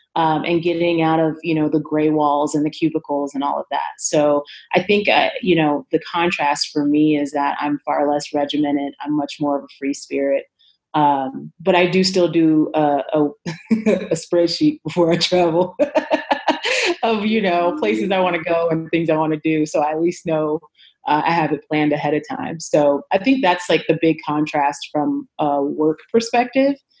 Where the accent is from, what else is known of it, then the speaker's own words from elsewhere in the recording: Chicago, Illinois, United States; now in Denver, United States; I am originally from Chicago, Illinois, Chi-Town, A, um, and I currently reside in Denver, Colorado.